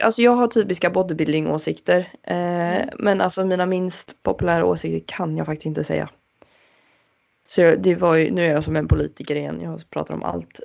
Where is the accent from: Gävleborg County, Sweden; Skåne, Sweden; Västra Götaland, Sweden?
Västra Götaland, Sweden; Uddevalla; Min hemstad Uddevalla